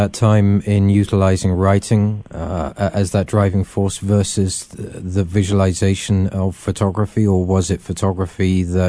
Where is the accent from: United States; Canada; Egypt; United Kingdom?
United Kingdom; England; I grew up in England, surrounded by uncles and relatives who had been involved not only in the Second World War, but also the Great War.